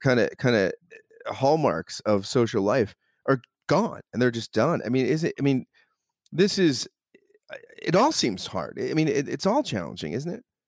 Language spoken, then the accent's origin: English; New Jersey, United States; accent: Philly; grew up in Jersey